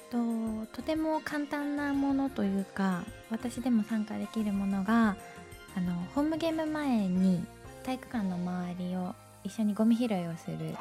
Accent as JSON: {"language": "Japanese", "region": "Kanagawa", "country": "Japan", "tie": "born or raised there", "also_born_or_lived": "Utsunomiya", "said": "私は、えっと、神奈川県出身で、はい、今も向こうで生活はしています"}